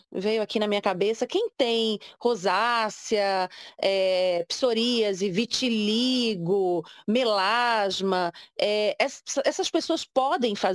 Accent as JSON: {"language": "Portuguese", "town": "Recife", "region": "Pernambuco", "country": "Brazil", "tie": "born or raised there", "said": "passar uh, férias lá na minha terra"}